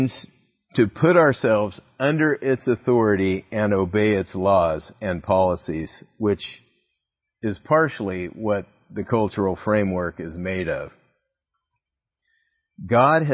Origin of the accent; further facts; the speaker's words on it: United States; Our power as American citizens